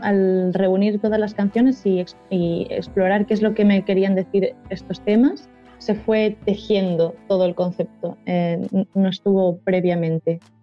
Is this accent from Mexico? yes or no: no; Valencian Community, Spain; first language Valencian; Spanish is a second language; estoy hablando mucho en valenciano, que es mi lengua materna